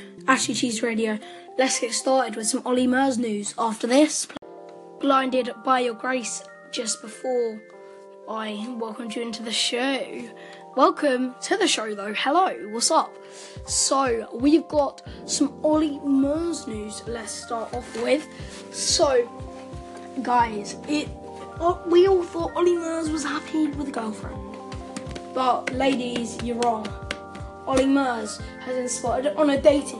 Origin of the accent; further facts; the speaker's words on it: United Kingdom; I'm British